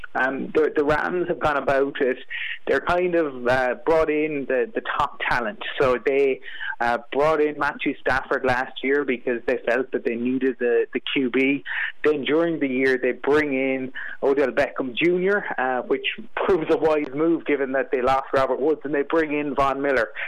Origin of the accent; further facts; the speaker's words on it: Fermoy, Munster, Ireland; I grew up in Fermoy County Cork